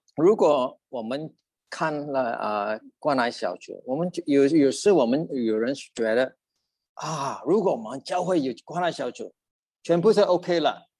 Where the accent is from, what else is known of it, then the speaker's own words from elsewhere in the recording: Sabah, Malaysia; Chinese is a second language; now in Australia; 我是从Sabbath出生的，来到澳大利亚大概三十八年了